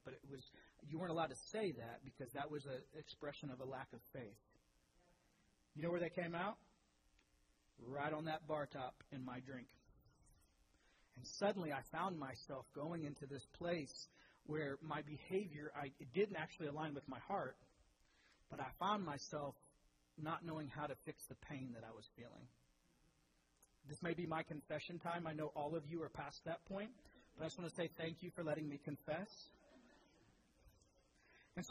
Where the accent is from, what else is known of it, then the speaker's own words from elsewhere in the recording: Speedway, Indiana, United States; I grew up in Speedway. I was a spark plug.